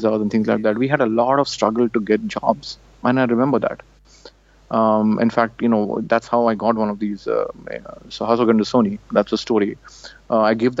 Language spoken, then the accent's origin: English; India; moved away as an adult; I come from India